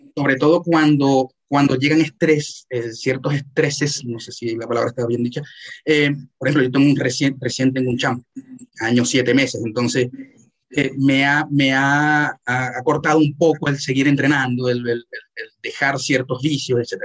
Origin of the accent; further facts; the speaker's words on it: Maracaibo, Zulia, Venezuela; yo, soy maracucho